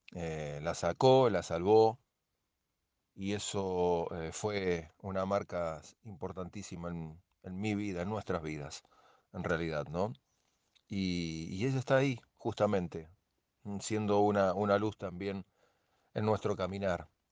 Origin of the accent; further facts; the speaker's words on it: Mendoza, Argentina; de la provincia de Mendoza